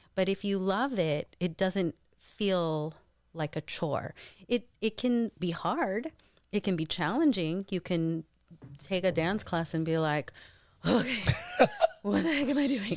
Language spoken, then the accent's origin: English; Eastern Washington, United States; also born or lived in New York / Davao, Philippines (family); I was born in New York and then grew up mostly in Eastern